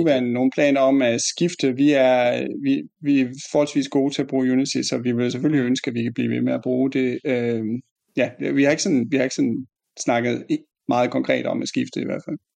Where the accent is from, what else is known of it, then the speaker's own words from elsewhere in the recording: Fjerslev, North Denmark Region, Denmark; jeg kommer fra øh, Fjerslev i Nordjylland